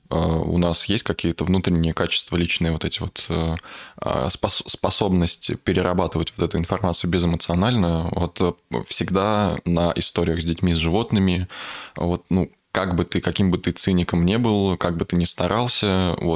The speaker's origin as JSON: {"language": "Russian", "town": "Kostroma", "region": "Kostroma Oblast", "country": "Russia", "tie": "born or raised there", "said": "я понял, что вот такой ужас происходит ре- реально там, где ты рос сам."}